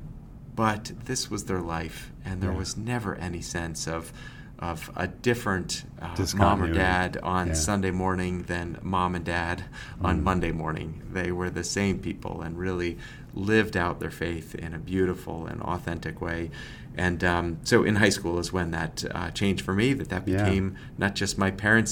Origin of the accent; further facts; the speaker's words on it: Massachusetts, United States; now in Lancaster, Pennsylvania, United States; I grew up in Massachusetts